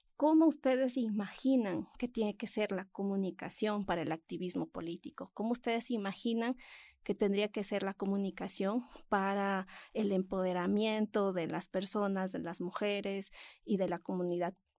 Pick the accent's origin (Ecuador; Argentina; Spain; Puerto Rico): Ecuador; mi país, Ecuador